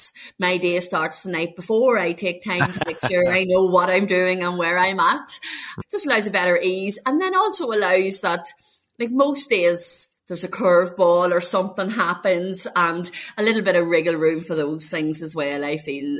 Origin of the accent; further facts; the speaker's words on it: Ireland; I am from Ireland.